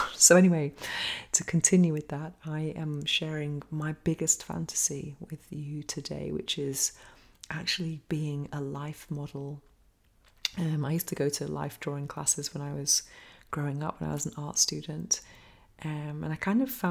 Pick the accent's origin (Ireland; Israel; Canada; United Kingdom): United Kingdom; England; now in Spain; growing up in England